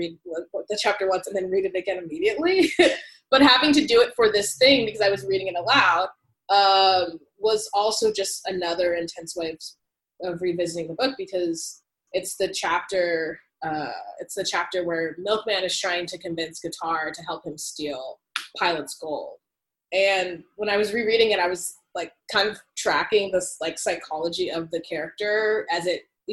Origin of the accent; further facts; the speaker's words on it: United States; experiencing myself as an American